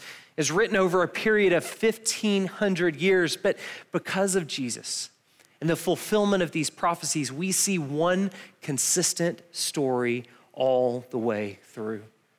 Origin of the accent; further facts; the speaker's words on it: Milledgeville, Georgia, United States; we're from Milledgeville, so we've never actually touched snow